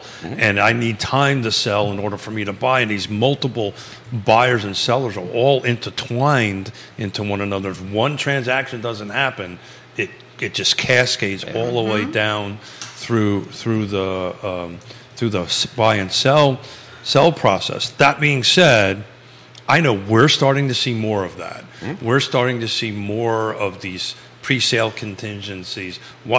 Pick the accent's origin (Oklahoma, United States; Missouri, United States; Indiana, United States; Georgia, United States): Georgia, United States; And if you listen to my voice and don't know I'm from North Georgia, that's very surprising.